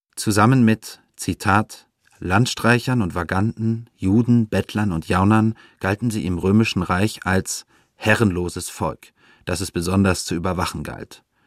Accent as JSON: {"language": "German", "town": "Heidelberg", "region": "Baden-Württemberg", "country": "Germany", "tie": "born or raised there", "said": "meine eigene Heimatstadt Heidelberg"}